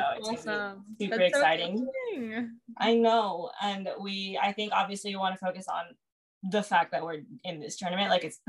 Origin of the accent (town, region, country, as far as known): Houston, Texas, United States; born or raised there